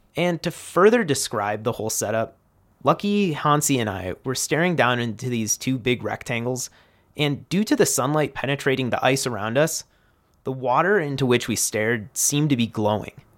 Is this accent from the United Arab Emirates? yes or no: no; Midwest, United States; as a Midwesterner